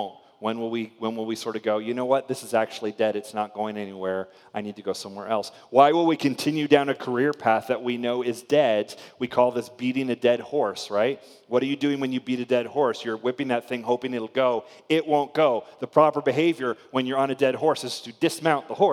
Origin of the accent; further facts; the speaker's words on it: Spring Hill, Florida, United States; I grew up in a little town in Florida called Spring Hill